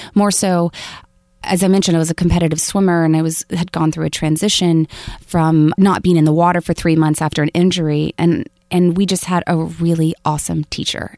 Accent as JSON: {"language": "English", "region": "rural Florida", "country": "United States", "tie": "born or raised there", "moved": "yes", "said": "my mom still lives in the house where I, I was born"}